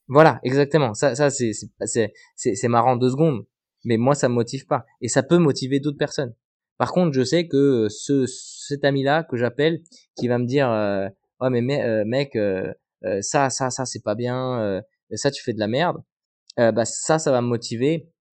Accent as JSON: {"language": "French", "town": "Bayonne", "region": "Nouvelle-Aquitaine", "country": "France", "said": "on était basé à Bayonne, parce que moi je viens de Bayonne"}